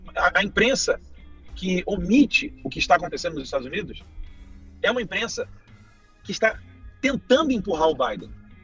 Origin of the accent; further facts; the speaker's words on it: Brazil; Não sou americano, sou brasileiro